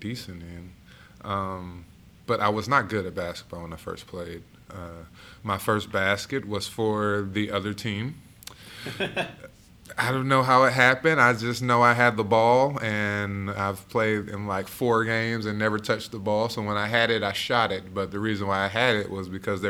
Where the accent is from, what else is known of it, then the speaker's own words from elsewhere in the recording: Indianapolis, Indiana, United States; also born or lived in Buffalo, New York / Terre Haute, Indiana; So I was born in Buffalo, New York. Moved to Terre Haute, Indiana in the third, fourth grade, and then moved to Indianapolis in the eighth grade